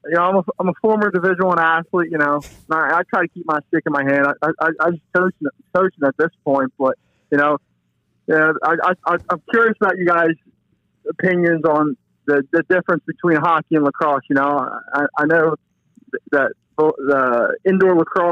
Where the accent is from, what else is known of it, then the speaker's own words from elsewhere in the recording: Maryland, United States; calling from Maryland.